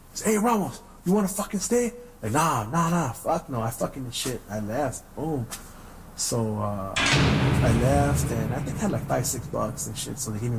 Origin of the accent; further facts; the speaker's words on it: San Gabriel, California, United States; A little glimpse inside, you know, growing up in San Gabriel in the 80s and 90s.